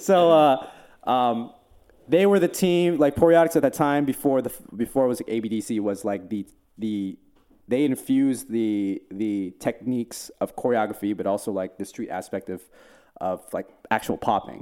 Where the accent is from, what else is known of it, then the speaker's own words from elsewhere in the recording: New Jersey, United States; now in Los Angeles, United States; Jersey. I grew up in Jersey.